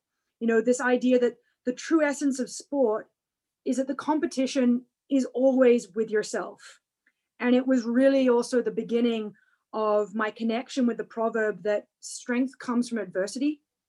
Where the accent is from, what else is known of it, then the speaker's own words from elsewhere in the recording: Canada; then in Canada excelled in javelin, ironically, javelin isn't a Paralympic event. Discus is. So now as a Canadian Paralympian and discus thrower